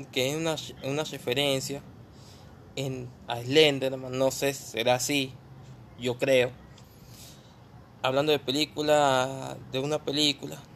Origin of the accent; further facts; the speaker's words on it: San Juan, Argentina; Somos de San Juan. yo creo que todos. Somos sanjuaniños.